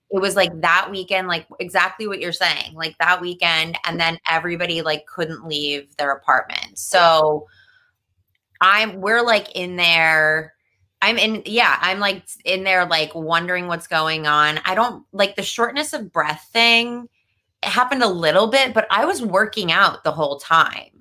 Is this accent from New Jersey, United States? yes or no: yes; New Jersey, United States; accent: New Jersey; I grew up in New Jersey